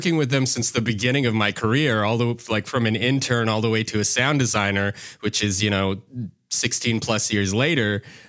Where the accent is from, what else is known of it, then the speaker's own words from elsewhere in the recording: Yellowknife, Northwest Territories, Canada; So for me, I grew up in Yellowknife, of all places, Yellowknife Northwest Territories, which is pretty far north in Canada, for those who don't know.